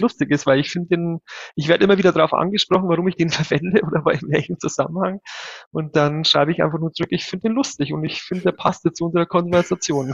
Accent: 100 km north of Munich, Bavaria, Germany; now in Munich, Germany; Ich bin ja kein gebürtiger Münchner. Ich wohne zwar seit vielen Jahren hier, bin aber tatsächlich gebürtig 100 Kilometer nördlich von hier aufgewachsen

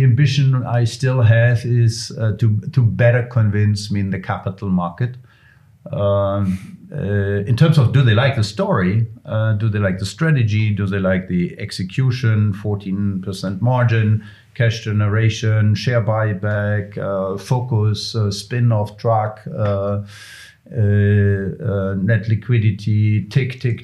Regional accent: Bavaria, Germany; And I'm from Bavaria

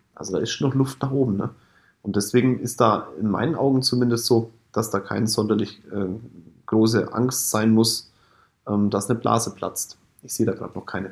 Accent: Kulmbach, Bavaria, Germany; Kulmbach ist mein Heimatdorf, Stadt.

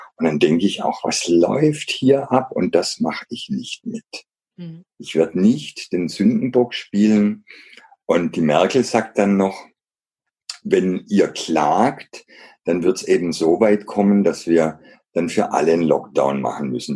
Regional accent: Black Forest, Baden-Württemberg, Germany; Ich bin im Schwarzwald aufgewachsen

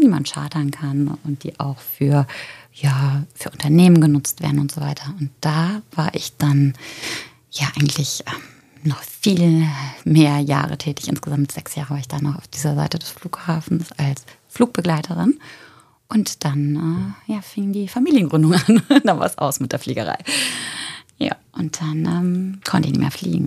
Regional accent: Germany; moved away as an adult; also born or lived in Paris; now in Cologne, Germany; ich komme nicht ursprünglich aus Köln, obwohl ich mich schon so ein bisschen wie Kölschmädche fühle. Ich komme aus der Eifel und wollte eigentlich äh, nach dem Abi so schnell wie möglich weg

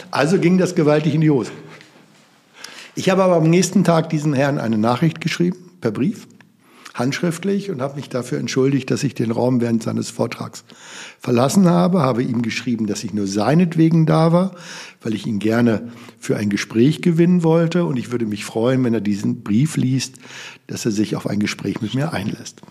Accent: Germany; in unserem Land

